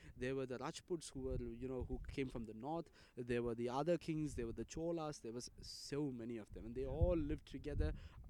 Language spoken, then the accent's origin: English; India; I'll say, I'm from India. And they'll say, are you trying to joke? Because I wouldn't look anything like what that part of India would look like, you know, and they wouldn't even trust me if I said that I'm Indian